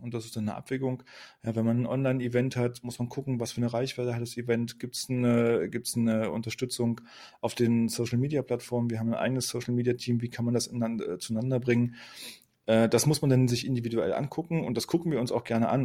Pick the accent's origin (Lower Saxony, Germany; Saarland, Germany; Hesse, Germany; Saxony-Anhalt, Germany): Saxony-Anhalt, Germany; Magdeburg; also born or lived in Rostock; Gebürtig bin ich Magdeburger, ich komme aus Magdeburg, habe auch hier studiert